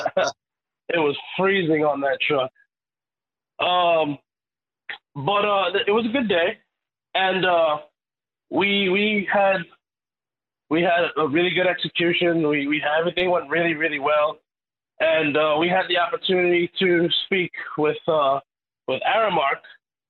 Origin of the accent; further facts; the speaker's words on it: New York City, New York, United States; I was born and raised in Queens